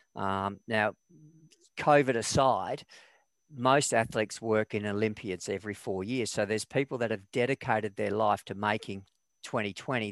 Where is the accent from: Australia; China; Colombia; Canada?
Australia; Western Australia; I, went through high school. I bombed out in year 12. So I repeated year 12, got back in, got the grades, got into, got into what back was known back then as West Australian College of Advanced Education